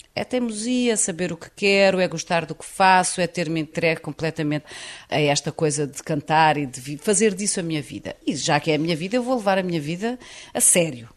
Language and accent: Portuguese; Portugal; sou portuguesa